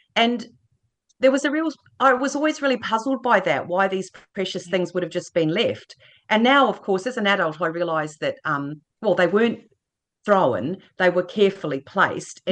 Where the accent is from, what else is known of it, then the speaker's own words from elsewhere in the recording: New Plymouth, Taranaki, New Zealand; I grew up in Taranaki, so I was a school kid in New Plymouth.